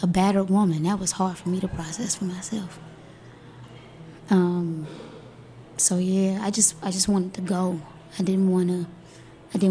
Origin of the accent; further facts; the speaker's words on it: Miami, Florida, United States; I'm from Miami, Florida, right? Dade County. I've survived the projects of Dade County.